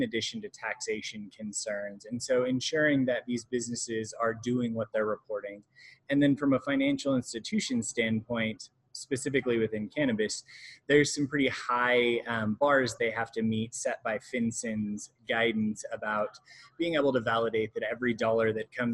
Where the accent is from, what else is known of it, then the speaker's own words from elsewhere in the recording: Western Colorado, United States; I grew up in Western Colorado, went to University of Colorado three times